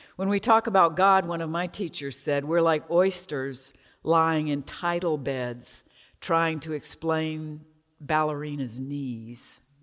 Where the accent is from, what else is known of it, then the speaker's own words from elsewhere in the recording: Atlanta, Georgia, United States; I grew up in Druid Hills, a leafy suburb of Atlanta near Emory University